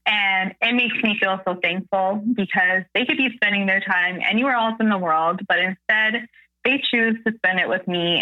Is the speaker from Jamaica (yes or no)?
no; Canada; I'm a Canadian creator